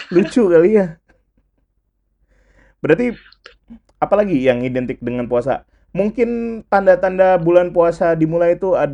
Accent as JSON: {"language": "Indonesian", "town": "Pontianak", "region": "West Kalimantan", "country": "Indonesia", "said": "Lu kalau gue ya sebagai orang Pontianak kadang-kadang tuh ngecat rumah"}